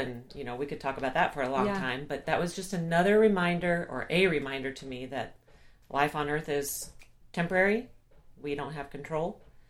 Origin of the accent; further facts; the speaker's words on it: Japan; born there; So I was raised a military brat. Mm-hmm. My dad was in the Air Force, and so I was born in Japan. I don't remember it.